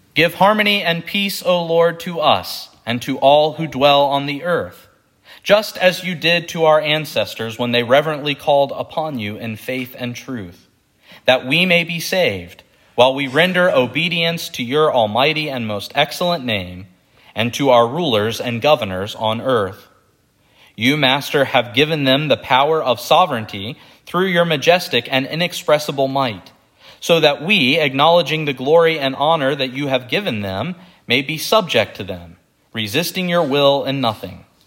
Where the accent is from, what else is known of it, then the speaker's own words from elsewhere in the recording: United States; as American Christians